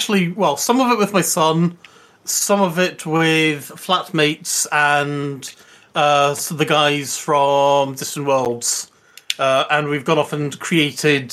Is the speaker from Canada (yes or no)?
no; United Kingdom; We're British